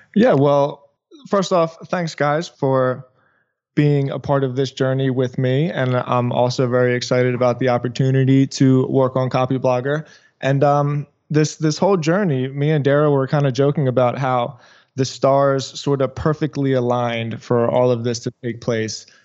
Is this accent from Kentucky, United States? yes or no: no; Philadelphia, Pennsylvania, United States; moved away as an adult; now in South Florida, United States; I am from Philadelphia, but I moved to South Florida